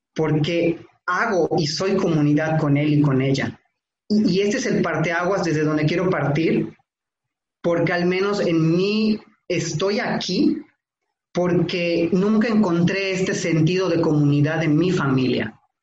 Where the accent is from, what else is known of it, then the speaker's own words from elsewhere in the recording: Tixméhuac, Yucatán, Mexico; Yo nací en Tishmehuac, Yucatán, un municipio que está de Mérida como a dos horas